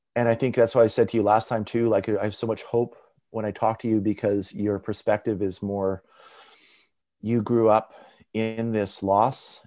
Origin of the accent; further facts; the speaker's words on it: Abbotsford, British Columbia, Canada; where I grew up in Abbotsford, like where I went to high school and elementary school